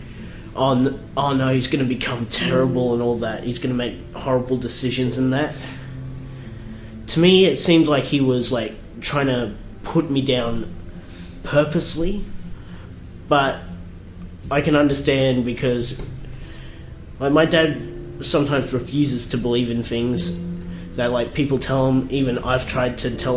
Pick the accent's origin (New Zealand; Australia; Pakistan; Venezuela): Australia; also born or lived in South Korea; I wasn't born in Australia. I was born in South Korea, so I was adopted